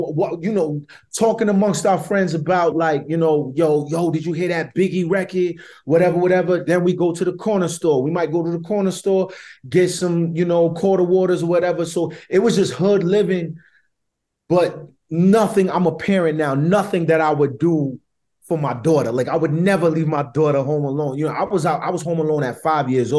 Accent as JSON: {"language": "English", "town": "Providence", "region": "Rhode Island", "country": "United States", "tie": "born or raised there", "said": "I grew up on the North End right outside of Providence College"}